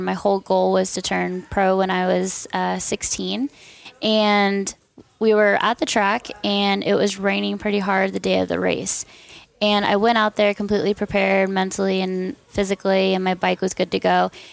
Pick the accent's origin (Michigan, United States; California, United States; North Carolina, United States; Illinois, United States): California, United States; Corona; moved away; also born or lived in Dallas, Texas / Silverthorne, Colorado; originally, I am from Corona, California